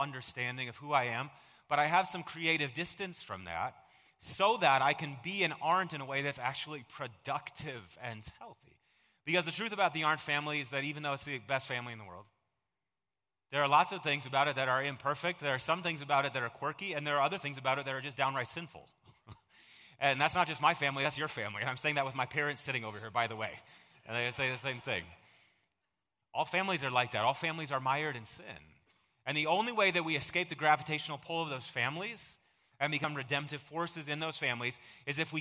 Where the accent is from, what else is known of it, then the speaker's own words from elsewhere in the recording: United States; I am so glad that I was born here